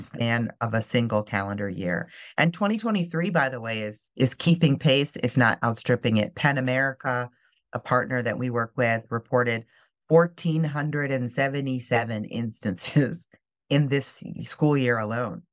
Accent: Midwest, United States; moved away as an adult; also born or lived in North Carolina; I grew up in the Midwest

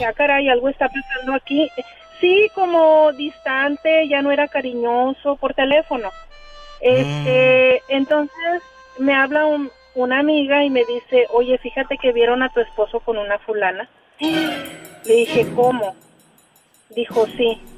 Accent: Matamoros, Tamaulipas, Mexico; now in Tulsa, United States; Del meritito Matamoros

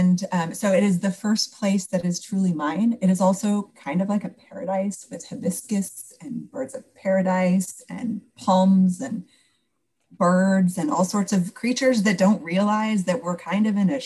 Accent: South Pasadena, California, United States; moved away as an adult; I grew up in LA County, but I grew up in Pasadena area, South Pasadena

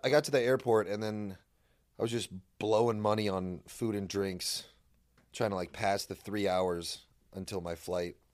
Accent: Irvine, California, United States; I'm from Orange County

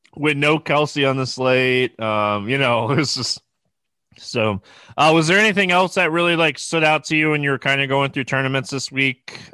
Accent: the South, United States; I'm from the South

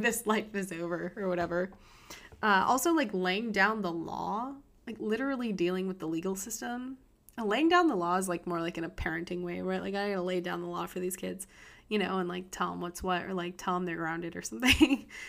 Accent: United States; I'm an American

